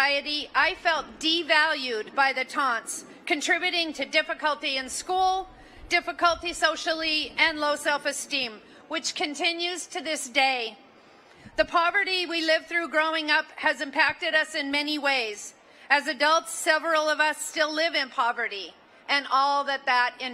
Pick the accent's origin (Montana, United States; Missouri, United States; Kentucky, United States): Montana, United States; Butte; from Butte, Montana, a copper mining town in the Rocky Mountains. I grew up in a very large family of 13 children